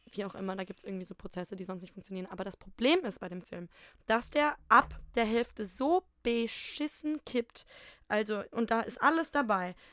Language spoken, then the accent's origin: German; Ruhr area, North Rhine-Westphalia, Germany; bei uns im Pott